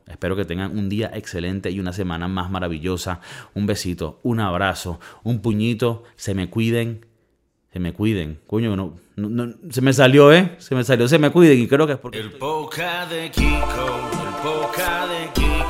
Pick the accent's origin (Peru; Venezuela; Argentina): Venezuela; Valencia, Carabobo; now in Spain; imagínate de la ciudad que yo soy, Valencia, Venezuela